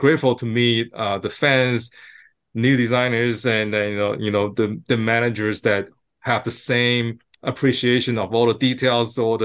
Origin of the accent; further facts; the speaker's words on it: Taiwan; moved away; I was from Taiwan